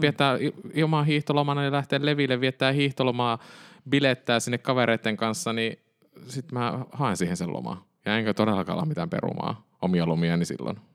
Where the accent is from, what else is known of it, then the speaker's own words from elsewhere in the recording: Kemi, Lapland, Finland; now in Helsinki, Finland; mehän olen Kemistä kotoisin